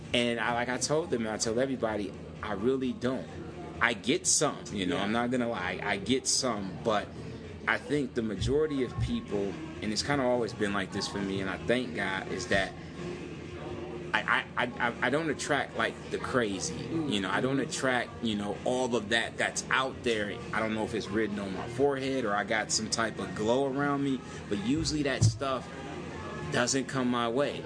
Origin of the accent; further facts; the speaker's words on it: Saginaw, Michigan, United States; moved away as an adult; now in Las Vegas, United States; I'm originally from Saginaw, Michigan. I've been in Las Vegas for uh, nine years now